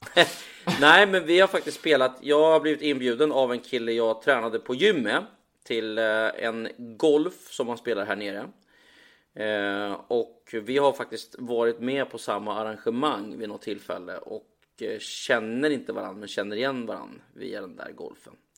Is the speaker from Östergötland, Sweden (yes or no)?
yes; Östergötland, Sweden; now in Marbella, Spain; som den östgöte jag är